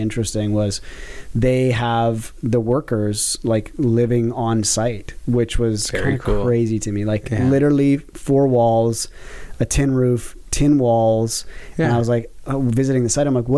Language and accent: English; Alberta, Canada; now in Toronto, Canada; I'm from Alberta